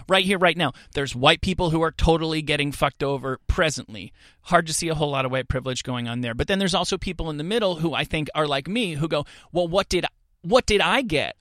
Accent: suburban New Jersey, United States; moved away; I am, uh, a person from suburban New Jersey

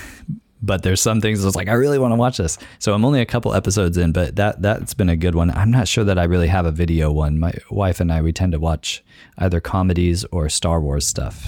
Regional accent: San Luis Obispo County, California, United States; moved away as an adult; also born or lived in Orange County, California / Long Beach, California / Tanzania; now in Tacoma, United States; I'm from San Luis Obispo County, um, lived in Orange County and Long Beach as well

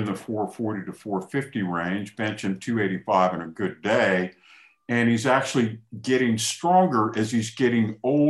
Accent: Prince George's County, Maryland, United States; born or raised there

